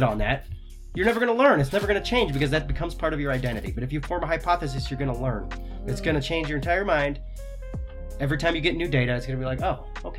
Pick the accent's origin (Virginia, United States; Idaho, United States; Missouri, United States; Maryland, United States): Idaho, United States; we're from Idaho.